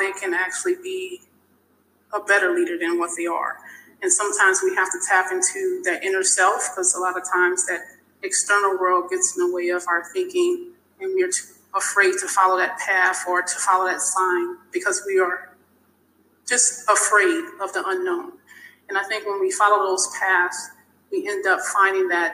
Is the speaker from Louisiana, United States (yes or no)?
yes; South Louisiana, United States; moved away; growing up in South Louisiana